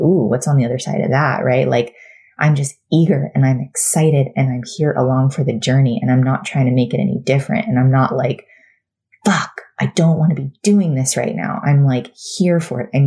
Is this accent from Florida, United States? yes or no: yes; Florida, United States; moved away as an adult; now in North Carolina, United States; we were, you know, born and raised in Florida, 36 years for me